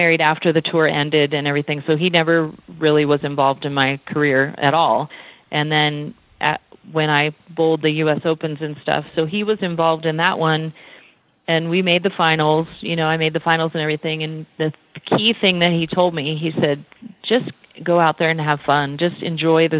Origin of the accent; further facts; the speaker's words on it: California, United States; I had a really good youth growing up in California